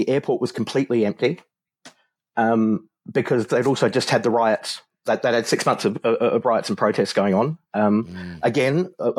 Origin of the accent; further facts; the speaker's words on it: Hong Kong; also born or lived in Philippines; So I grew up in Hong Kong in the 80s, which was a pretty wild sort of an experience.